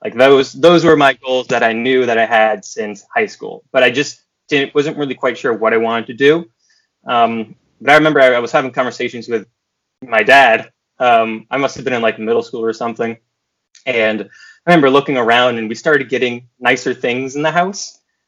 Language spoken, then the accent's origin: English; Cape Elizabeth, Maine, United States; also born or lived in Farmington, Maine; So I grew up in Maine, kind of bouncing between Cape Elizabeth outside of Portland and then also the Farmington, Maine area in Midwestern Maine. But we moved around a lot.